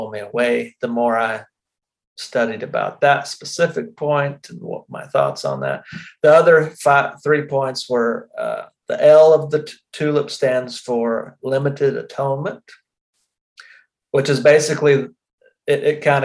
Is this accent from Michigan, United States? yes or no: no; South Carolina, United States; I grew up in South Carolina